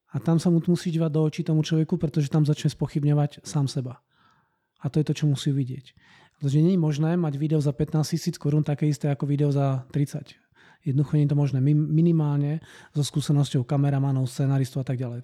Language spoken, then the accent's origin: Slovak; Banská Bystrica, Banská Bystrica Region, Slovakia; moved away as an adult; now in Brno, Czech Republic; síce som rodinný Brňák, ale vyrástal som na Slovensku Banskej Bystrici